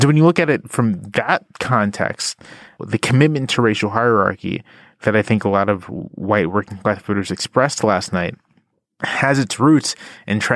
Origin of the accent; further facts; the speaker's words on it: Virginia Beach, Virginia, United States; I'm from Virginia Beach, Virginia. I'm from sort of a exurban, suburban area. I went to predominantly white public schools